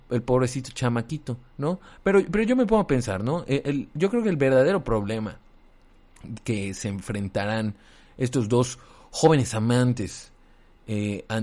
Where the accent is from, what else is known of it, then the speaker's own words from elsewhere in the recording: State of Mexico, Mexico; No, yo soy de aquí, de Chimahualcalco, este, la verdad es que no, no soy francés